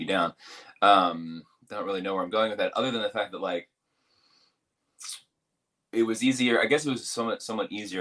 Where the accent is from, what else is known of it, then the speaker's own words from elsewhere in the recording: Virginia, United States; I'm from Virginia